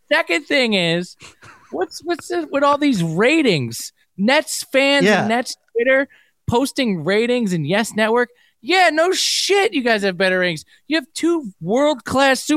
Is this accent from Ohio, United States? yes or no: no; New York, United States; I grew up in New York